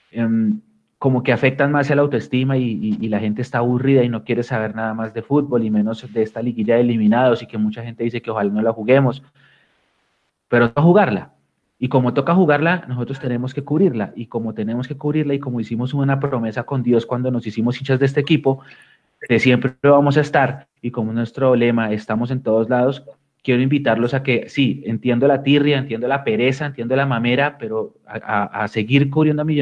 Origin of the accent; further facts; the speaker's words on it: United States; born there; la gente que me conoce sabe, yo nací en Estados Unidos